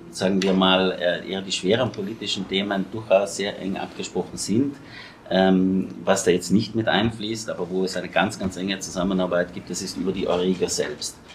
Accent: South Tyrol, Italy; ich selbst als Südtiroler ja, auch letztens ähm, über die Botschaft

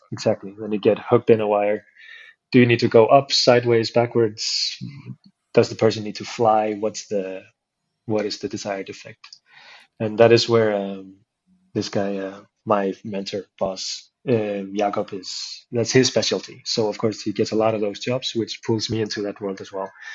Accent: Iceland; the town I grew up in, so I started going to the capital city to train it with the guys there

